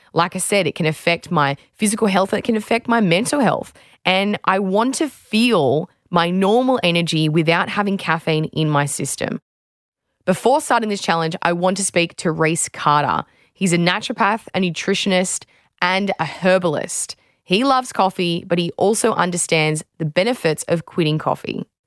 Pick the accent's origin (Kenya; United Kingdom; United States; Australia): Australia